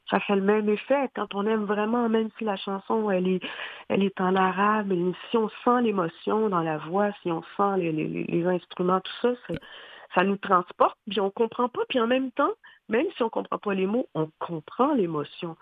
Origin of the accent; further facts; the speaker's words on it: Haiti; now in Montreal, Canada; j'ai grandi j'ai passé vraiment euh, toute mon enfance en Haïti.